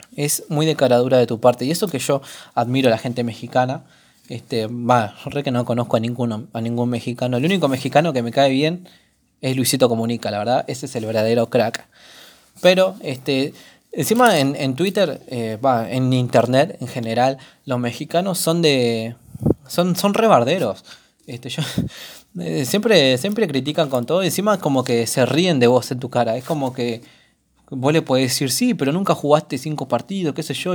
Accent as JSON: {"language": "Spanish", "country": "Argentina", "said": "todos los argentinos"}